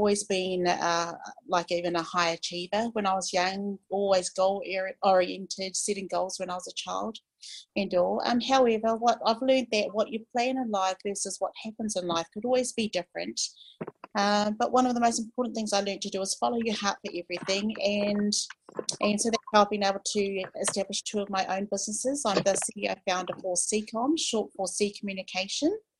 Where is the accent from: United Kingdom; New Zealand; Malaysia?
New Zealand; I am from New Zealand. I'm New Zealand Maori.